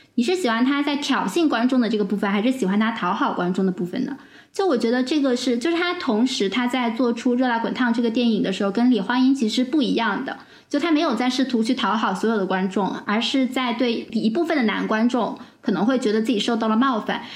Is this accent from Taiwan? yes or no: no; China; 我们中国人